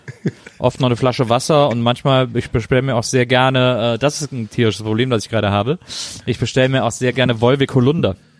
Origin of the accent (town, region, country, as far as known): Rhineland, Germany; born or raised there